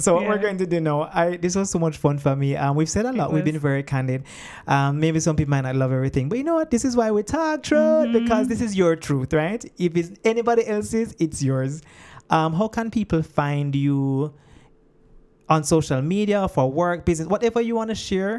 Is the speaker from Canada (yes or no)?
no; Jamaica; But that something is probably only missing for us because we're Jamaican